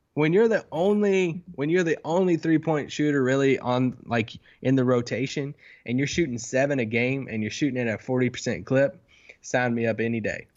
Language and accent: English; Kentucky, United States; accent: country; I'm from Kentucky